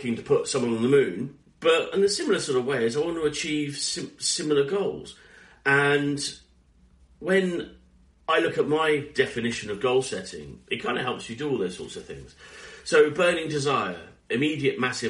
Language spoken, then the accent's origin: English; United Kingdom; we're British